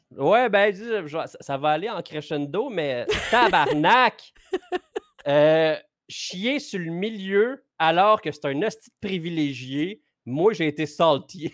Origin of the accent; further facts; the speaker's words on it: Abitibi, Quebec, Canada; je viens de l'Abitibi comme toi, Yann